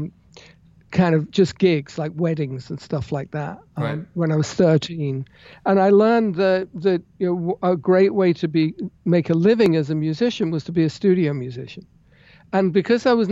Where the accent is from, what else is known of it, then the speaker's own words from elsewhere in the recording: London, United Kingdom; moved away; I grew up in England. I was born in London.